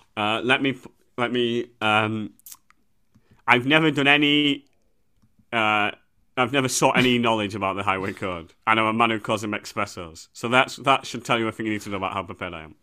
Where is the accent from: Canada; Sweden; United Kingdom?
United Kingdom; England; as a white English person